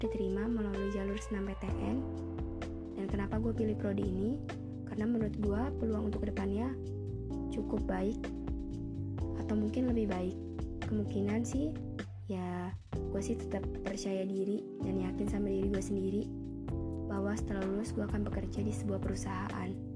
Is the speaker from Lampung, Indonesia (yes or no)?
yes; Bandar Lampung, Lampung, Indonesia; Gue lahir di kota Bandar Lampung, tanggal 30 April 2003. Gue tinggal di Bandar Lampung